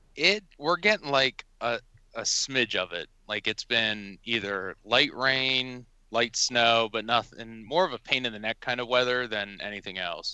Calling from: Hershey, Pennsylvania, United States; I'm calling in from uh, right outside of Hershey, PA

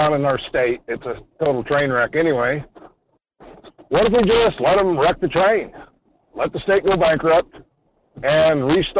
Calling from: Homer, Alaska, United States; Morning, Michael. … down in Homer.

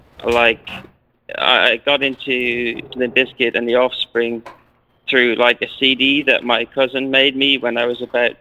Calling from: London, United Kingdom; I'm calling in from London, England.

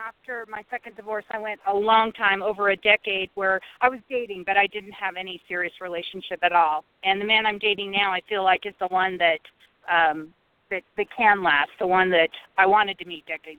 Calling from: Nebraska, United States; Hi, this is … in Nebraska.

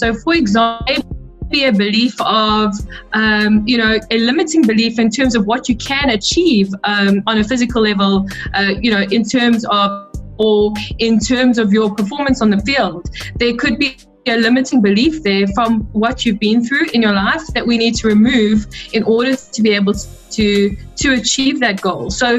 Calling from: South Africa; I'm tuned in from South Africa.

